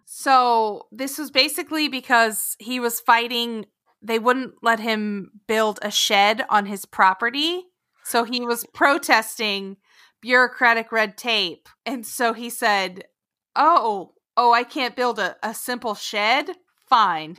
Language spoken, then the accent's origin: English; Sterling, Oklahoma, United States; moved away; my hometown of Sterling, Oklahoma.